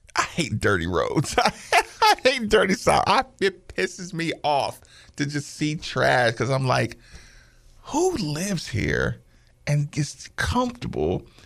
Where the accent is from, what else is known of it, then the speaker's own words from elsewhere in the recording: Asheville, North Carolina, United States; moved away; I grew up in Asheville, North Carolina